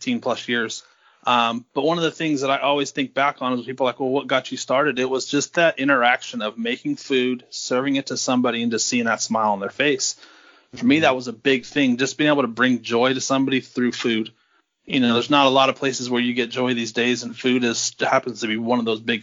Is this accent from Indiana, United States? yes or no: no; Vallejo, California, United States; now in Napa, United States; Born and raised in Vallejo, California